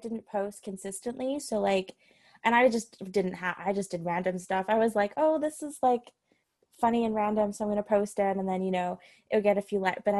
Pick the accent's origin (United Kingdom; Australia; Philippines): Australia; also born or lived in New York; I'm from Australia